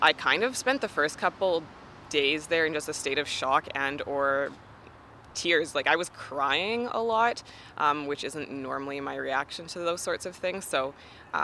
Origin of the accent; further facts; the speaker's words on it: Canada; as a Canadian